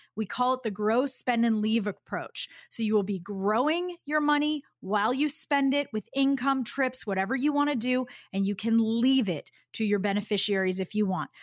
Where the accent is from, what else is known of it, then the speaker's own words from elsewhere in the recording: Boston, Massachusetts, United States; I'm from Boston